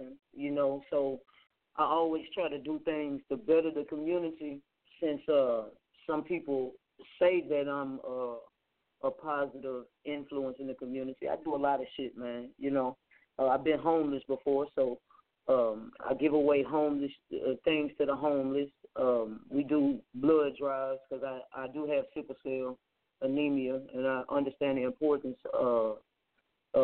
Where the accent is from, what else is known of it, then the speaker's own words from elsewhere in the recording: Little Rock, Arkansas, United States; I am from Little Rock and it is a smaller inner city with so much violence